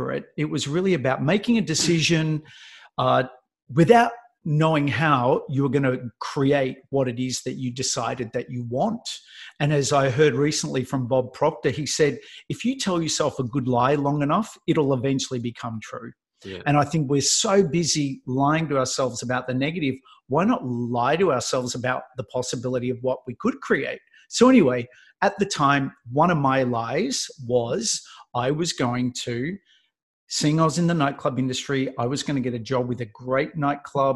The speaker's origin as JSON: {"language": "English", "town": "Melbourne", "region": "Victoria", "country": "Australia", "moved": "as an adult", "said": "because I lived in Melbourne. I'm from Melbourne"}